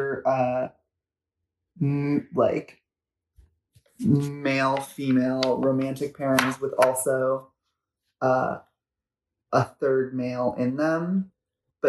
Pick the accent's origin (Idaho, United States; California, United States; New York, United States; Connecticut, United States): California, United States; Los Angeles; I grew up in Los Angeles, and I grew up in Venice Beach